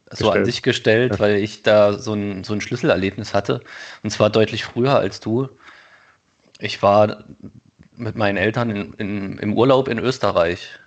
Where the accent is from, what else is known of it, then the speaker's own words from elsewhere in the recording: Thuringia, Germany; ich komme aus Thüringen, ja, okay, das ist im Osten